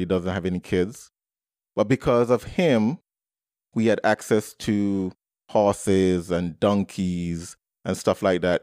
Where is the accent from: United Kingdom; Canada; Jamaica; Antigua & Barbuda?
Antigua & Barbuda; I was born and raised in the Twin Island Nation of Antigua and Barbuda